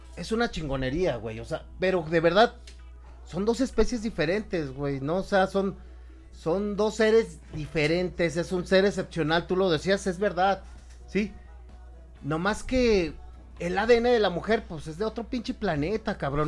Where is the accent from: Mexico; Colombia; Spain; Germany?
Mexico; yo soy mexicano